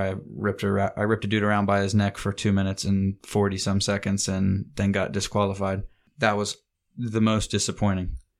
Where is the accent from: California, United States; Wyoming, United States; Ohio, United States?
Ohio, United States; we're from Ohio